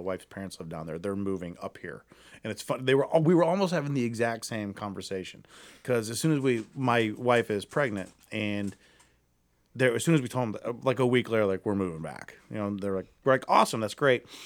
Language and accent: English; Akron, Ohio, United States; moved away as an adult; now in Cleveland, United States; I'm from Akron